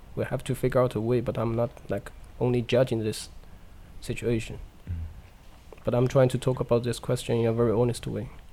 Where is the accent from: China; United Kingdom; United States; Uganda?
China; English is a second language; moved away; in China, in my hometown, we have the one of the biggest dikes in the world